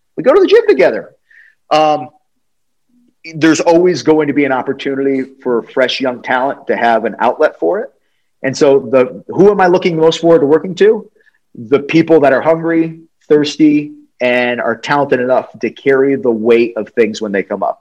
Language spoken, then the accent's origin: English; New England, United States; now in Atlanta, United States; I grew up in New England, which is, um, you know, Connecticut, New York, all that stuff